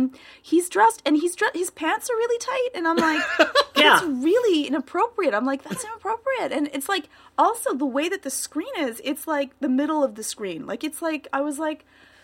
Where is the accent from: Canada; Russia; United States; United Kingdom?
Canada; Maybe I'm just way too prudish because I'm Canadian and all.